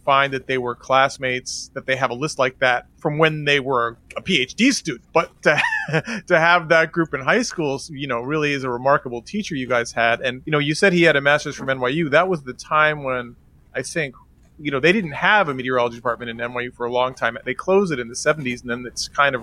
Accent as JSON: {"language": "English", "town": "New York City", "region": "New York", "country": "United States", "tie": "born or raised there", "said": "I grew up in the 70s and 80s when it was particularly rough"}